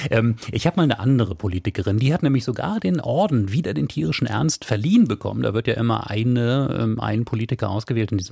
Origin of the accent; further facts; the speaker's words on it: Hamburg, Germany; born there; also born or lived in Cologne; Ich sage es nochmal als gebürtige Hamburgerin, ähm, aber eben als eine Frau, die ein paar Jahre ihres Lebens äh, in Köln verbracht hat.